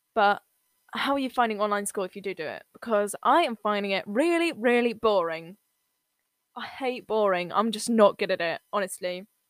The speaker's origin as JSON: {"language": "English", "region": "England", "country": "United Kingdom", "said": "I'm from England"}